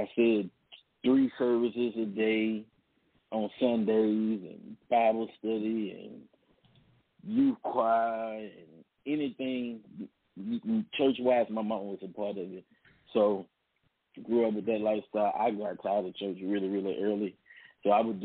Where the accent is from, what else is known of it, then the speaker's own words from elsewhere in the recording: Baton Rouge, Louisiana, United States; Born and raised in Baton Rouge, Louisiana